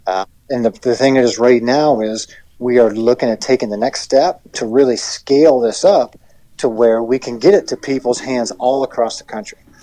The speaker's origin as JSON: {"language": "English", "region": "Pennsylvania", "country": "United States", "tie": "born or raised there", "said": "my home state and your neighbor, uh, Pennsylvania"}